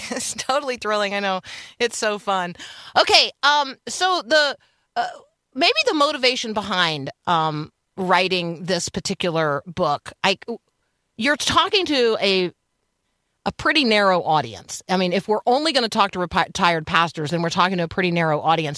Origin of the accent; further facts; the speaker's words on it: Tampa, Florida, United States; I grew up in Tampa, Florida